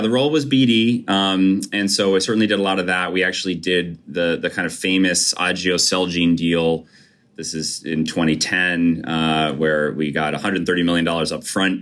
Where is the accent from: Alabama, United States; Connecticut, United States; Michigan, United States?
Connecticut, United States; Brookfield; I grew up in Brookfield, Connecticut